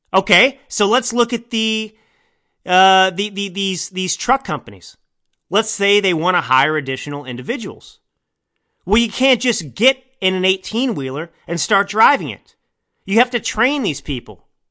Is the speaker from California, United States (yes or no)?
no; Texas, United States; I grew up in Texas